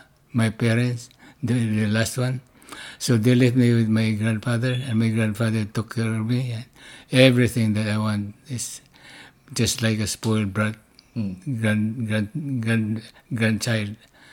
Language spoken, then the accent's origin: English; Philippines; Well, you know what? There's no free schooling over there. I went to private schools.